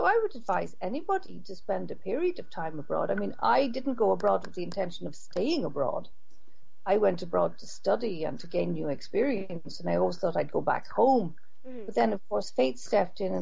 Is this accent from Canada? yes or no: no; Ireland; moved away as an adult; also born or lived in Brussels, Belgium; now in Norway; growing up in Ireland, you learned Irish and English